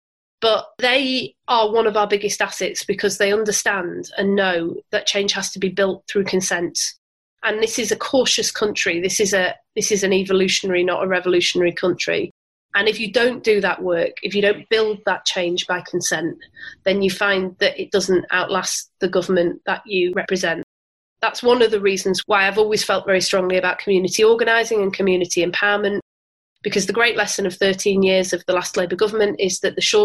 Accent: Bury, North West England, United Kingdom; also born or lived in Manchester; I grew up in Bury, which is just down the road from here

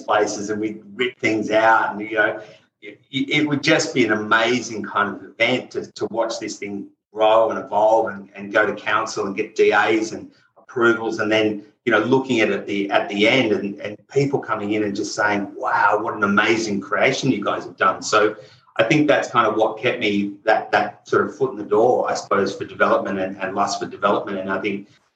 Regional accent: Sydney, New South Wales, Australia; Grew up out in a suburb called Castle Hill, which was out kind of back in those days.

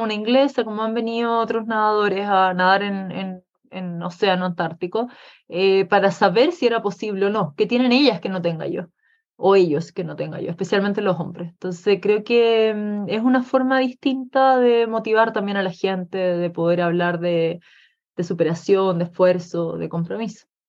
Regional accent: Chile; yo como chilena eh, y como latina

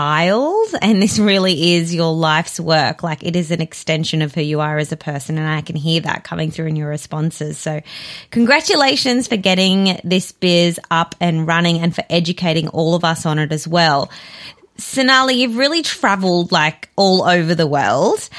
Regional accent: South Africa; now in Australia; I'm originally from South Africa. My whole family's there

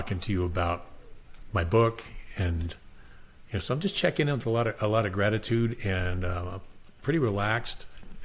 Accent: Phoenix, Arizona, United States; I was raised in Southwest Phoenix

